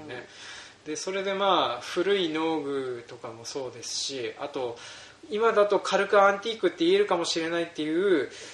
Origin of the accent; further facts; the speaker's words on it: Hokkaido, Japan; うち僕で北海道に入植して5代目になるんです